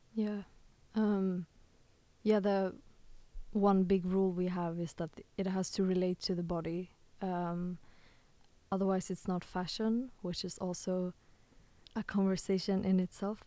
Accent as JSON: {"language": "English", "town": "Stockholm", "region": "Stockholm County", "country": "Sweden", "moved": "yes", "lives_now": "The Hague, Netherlands", "said": "I come from Sweden or Stockholm, Sweden, and um, my mom was actually offered a job in The Hague"}